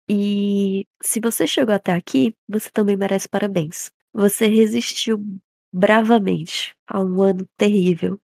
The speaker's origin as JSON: {"language": "Portuguese", "country": "Brazil", "said": "sendo brasileiro"}